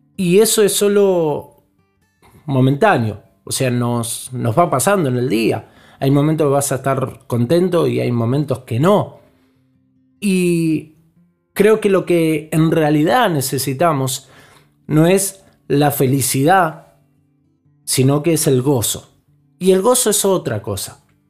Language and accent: Spanish; Argentina; como somos nosotros, los argentinos